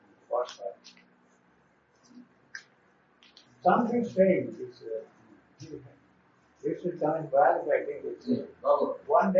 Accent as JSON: {"language": "English", "country": "India", "moved": "as an adult", "said": "I'm from India."}